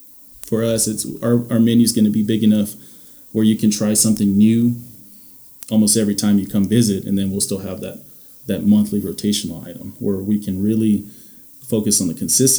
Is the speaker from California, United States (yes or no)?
no; Louisiana, United States; also born or lived in Indiana; Me growing up in a lot of different places, growing up in Louisiana, spending 10 years in Louisiana or Indiana